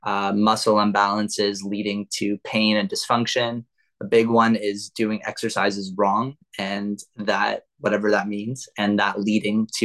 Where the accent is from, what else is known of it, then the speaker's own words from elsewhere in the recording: Toronto, Ontario, Canada; I am born and raised in Toronto, Canada